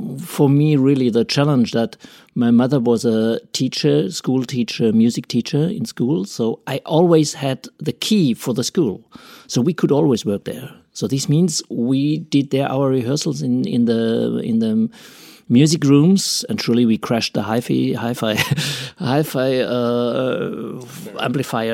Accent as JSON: {"language": "English", "town": "Freiburg", "region": "Baden-Württemberg", "country": "Germany", "tie": "born or raised there", "also_born_or_lived": "Paris", "second_language": "English", "said": "I come from Freiburg here. That's my hometown. I grew up in a small village nearby"}